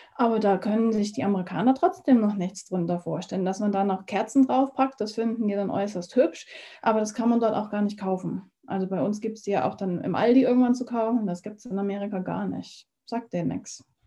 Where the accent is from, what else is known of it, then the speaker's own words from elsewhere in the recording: Germany; moved away as an adult; now in United States; Ich bin ja hier in Deutschland ja quasi aufgewachsen